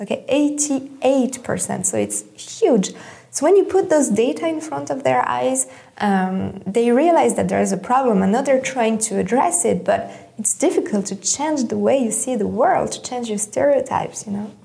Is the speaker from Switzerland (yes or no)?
yes; Switzerland; I grew up in Switzerland